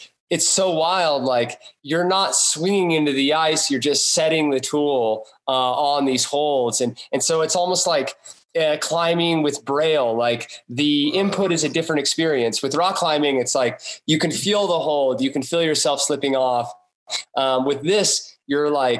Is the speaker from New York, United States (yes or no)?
no; Ouray, Colorado, United States; I grew up here in Array